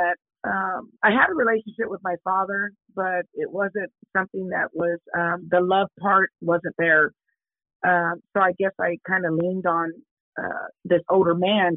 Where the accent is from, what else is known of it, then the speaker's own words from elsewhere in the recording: Kansas City, Kansas, United States; I was born and raised in Kansas City, Kansas. It's a place where it's called Argentine